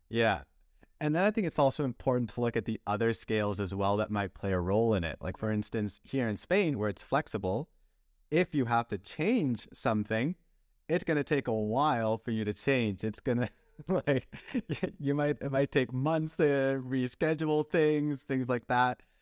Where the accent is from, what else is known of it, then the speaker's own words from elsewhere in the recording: Canada; also born or lived in Belgium; I was raised in Canada